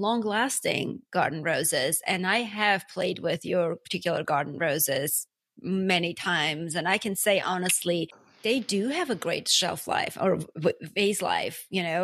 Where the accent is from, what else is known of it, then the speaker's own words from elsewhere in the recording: Armenia; now in United States; I'm from Armenia